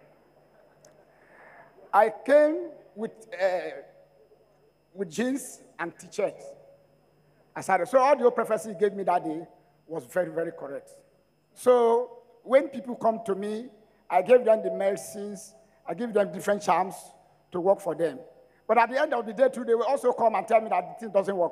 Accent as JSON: {"language": "English", "town": "Ologbo", "region": "Edo", "country": "Nigeria", "said": "I am from Ologbo, Edo State"}